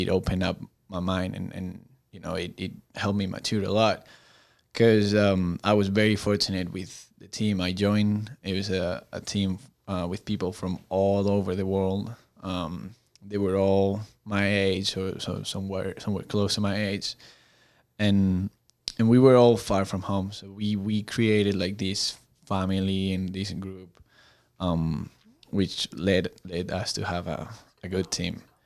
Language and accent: English; outside Madrid, Community of Madrid, Spain; English is a second language; moved away as an adult; also born or lived in North Carolina / Florida; now in Chattanooga, United States; I grew up at a, in a small I'm not gonna say villages, 'cause she's actually not a village. She's like a small city, um, outside of Madrid